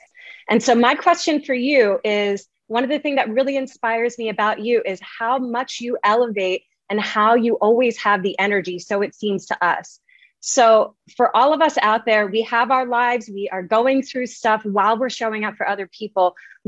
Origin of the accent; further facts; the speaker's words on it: East Coast of the US, United States; now in Bali, Indonesia; I'm the Conscious Mindset Coach. I'm originally from the East Coast of US, but I live in Mama Bali now and I travel the world.